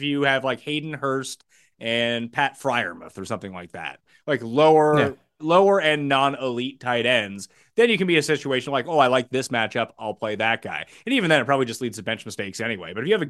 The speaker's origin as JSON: {"language": "English", "country": "Canada", "said": "Yeah, we're both Canadian. That's why we can."}